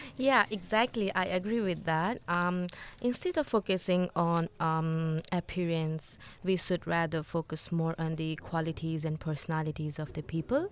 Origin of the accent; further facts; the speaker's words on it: Nepal; now in Australia; I'm also from Nepal